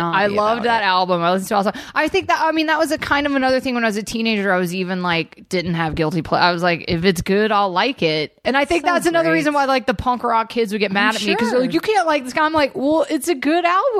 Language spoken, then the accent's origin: English; Southern United States, United States; And then I grew up in the South, and both of my parents are, I mean, I come from generations of Southerners, so I grew up on country music.